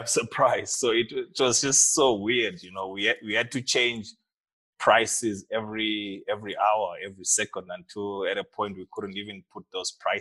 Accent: Harare, Zimbabwe; moved away as an adult; also born or lived in Nyanga, Zimbabwe; now in Cape Town, South Africa; I was born in Harare, born in Nyanga, Zimbabwe, actually, but I grew up in Harare

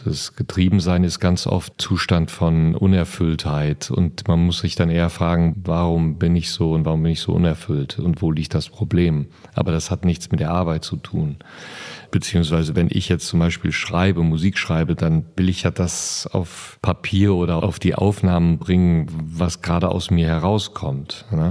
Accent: Siegerland, North Rhine-Westphalia, Germany; Ich bin ja groß geworden im Siegerland und im Siegerland gibt es einen Ort, der heißt Dahlbruch

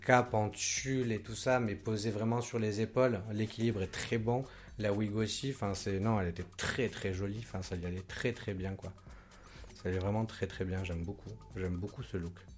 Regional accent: Côte d’Ivoire; now in Lyon, France; je viens de Côte d'Ivoire

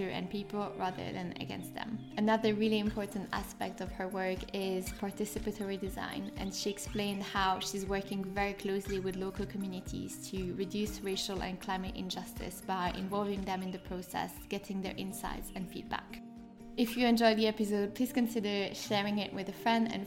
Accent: French part of Switzerland, Romandy, Switzerland; born or raised there; now in London, United Kingdom

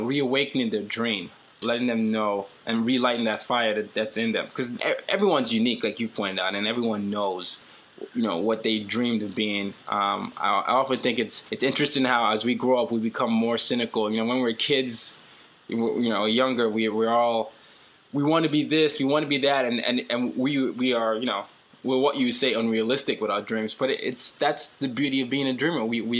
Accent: Nigeria; I certainly don't sound like I'm supposed to sound because, you know, I'm Nigerian, but we have a different accent.

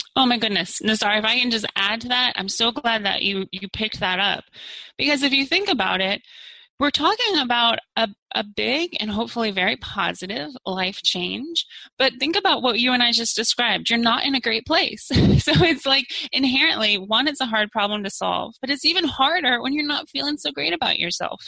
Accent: Maryland side of the DC area, United States; moved away as an adult; now in Arlington, United States; I grew up on the Maryland side

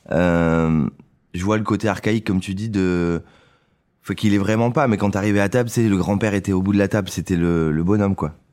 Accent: Saint-Émilion, Nouvelle-Aquitaine, France; moved away as an adult; Je suis parti de Saint-Émilion il y a, il y a six ans.

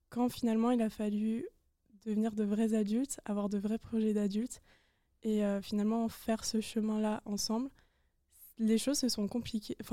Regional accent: Strasbourg, Grand Est, France; moved away as an adult; now in Lyon, France; je viens de Strasbourg, donc j'ai fait Strasbourg-Lyon. Je suis arrivée seule.

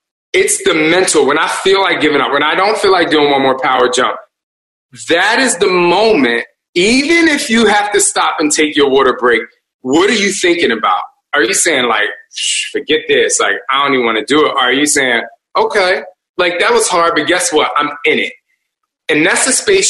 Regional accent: New Jersey, United States; we're from Jersey

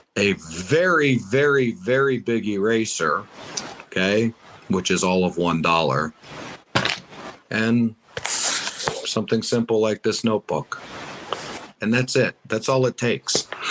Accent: United States; I am from the States. I've been doing a lot of stuff in the States

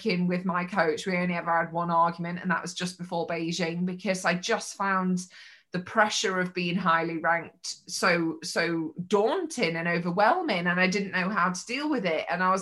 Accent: Mansfield, East Midlands, United Kingdom; I'm just from Mansfield

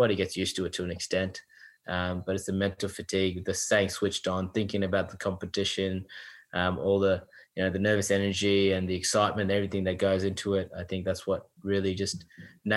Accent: New South Wales, Australia; now in Queensland, Australia; I grew up in New South Wales

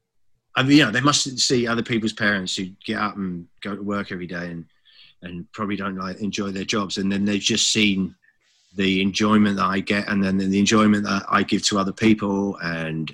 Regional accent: Brighton, South East England, United Kingdom; the parties we did on Brighton Beach, to do that in your hometown

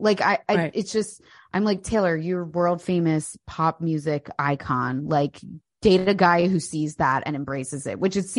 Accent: United Kingdom; I'm British.

